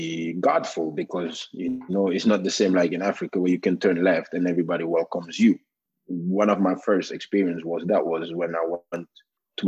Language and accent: English; Norway; born or raised there; English is a second language; moved away as an adult; also born or lived in Gambia; now in Canada